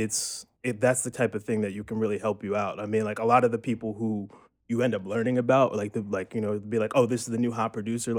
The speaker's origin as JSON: {"language": "English", "town": "Cherry Hill", "region": "New Jersey", "country": "United States", "moved": "as an adult", "lives_now": "New York, United States", "said": "I'm originally from Cherry Hill, New Jersey, which is right outside of Philadelphia."}